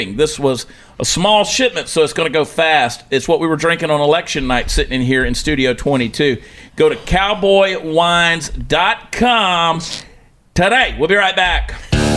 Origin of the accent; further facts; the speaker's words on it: Georgia, United States; moved away as an adult; now in Texas, United States; I was from Georgia